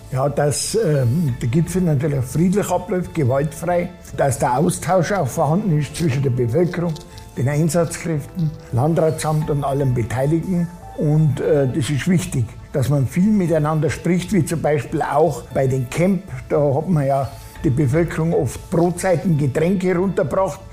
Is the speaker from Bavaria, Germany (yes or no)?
yes; Ammertal and Ammergau, Graswangtal, Bavaria, Germany; In meiner Heimatregion Ammertal und Ammergau äh, Graswangtal